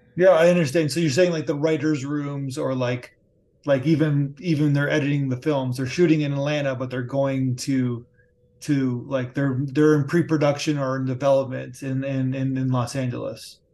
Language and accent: English; Canada; as a Canadian